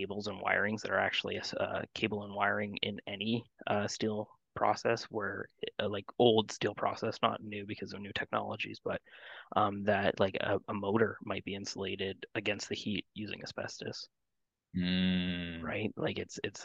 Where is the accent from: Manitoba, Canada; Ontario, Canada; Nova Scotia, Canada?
Ontario, Canada; Hamilton; I'm from Hamilton, born and raised in Hamilton. I grew up in Stony Creek Mountain